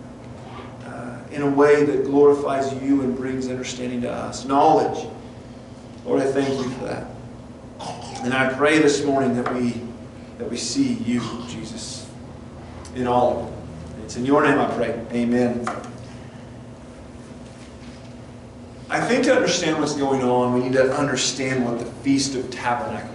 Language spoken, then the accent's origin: English; Front Range of Colorado, United States; I grew up on the Front Range of Colorado